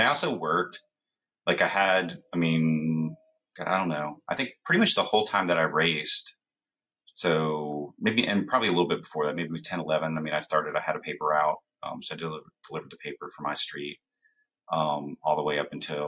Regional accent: Columbus, Ohio, United States; moved away as an adult; now in New Jersey, United States; I grew up in Columbus

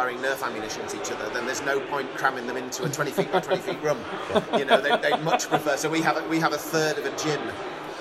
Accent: Sheffield, Yorkshire and the Humber, United Kingdom; now in East Yorkshire, United Kingdom; I'm from Sheffield originally, but I've been living in East Yorkshire for the last 20 or 30 years.

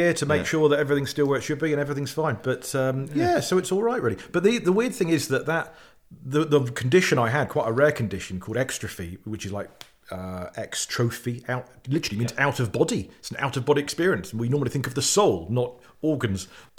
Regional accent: South West England, United Kingdom; born there; And I was born in Cornwall in the late 70s.

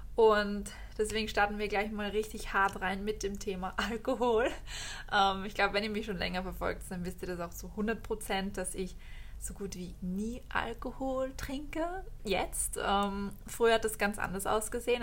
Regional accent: Austria; wie man bei uns in Österreich sagt

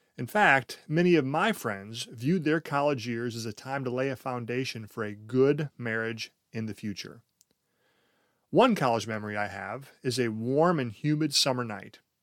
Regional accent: United States; we, as American culture

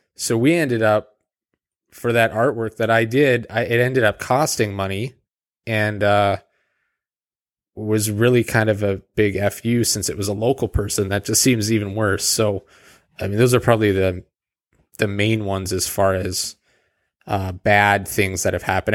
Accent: Calgary, Alberta, Canada; moved away; also born or lived in Edmonton, Alberta; I was born in Edmonton, Alberta, uh, but we lived in Calgary.

